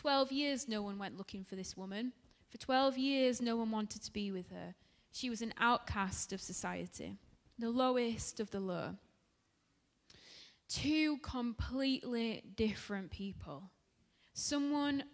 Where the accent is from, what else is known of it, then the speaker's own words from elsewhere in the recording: Dewsbury, Yorkshire and the Humber, United Kingdom; moved away; I'm from Dewsbury, which is in West Yorkshire